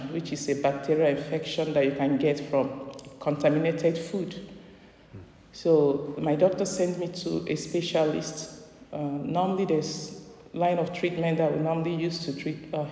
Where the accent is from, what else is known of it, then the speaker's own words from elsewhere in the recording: Nigeria; moved away as an adult; now in United States; I'm a Nigerian